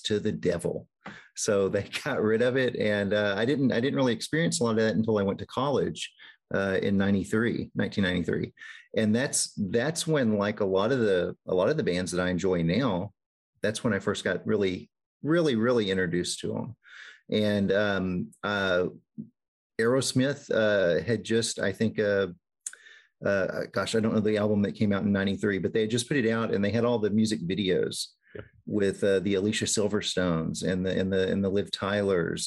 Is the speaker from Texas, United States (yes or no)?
yes; Northeast Texas, United States; I grew up in in Northeast Texas